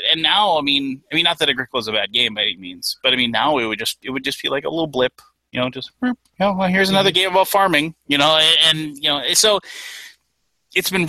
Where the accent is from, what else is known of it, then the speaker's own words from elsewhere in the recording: Minnesota, United States; I'm from Minnesota